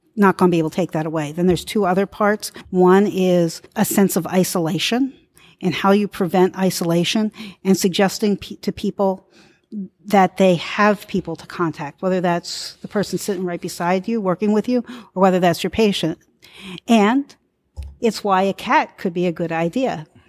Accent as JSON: {"language": "English", "town": "Philadelphia", "region": "Pennsylvania", "country": "United States", "said": "I'm from Philadelphia, I work in the community"}